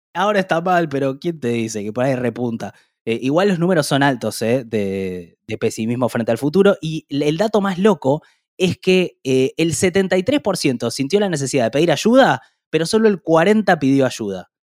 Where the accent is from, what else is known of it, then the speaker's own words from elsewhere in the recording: Argentina; como argentinos